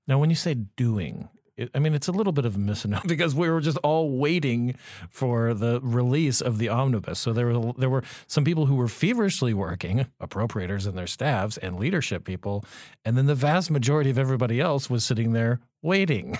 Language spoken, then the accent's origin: English; Arizona, United States; moved away; my home state of, of, of Arizona